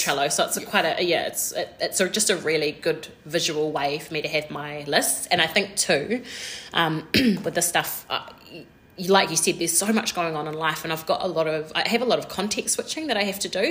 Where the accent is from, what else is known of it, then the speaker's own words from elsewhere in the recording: New Zealand; We're two Kiwi girls